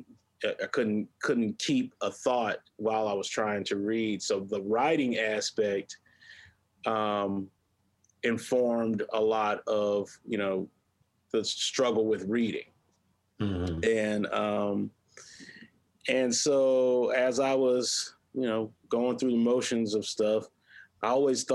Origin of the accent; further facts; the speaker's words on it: Hampton, South Carolina, United States; I grew up in Hampton, South Carolina, mm-hmm. a rural town about 45 minutes northwest of Beaufort, South Carolina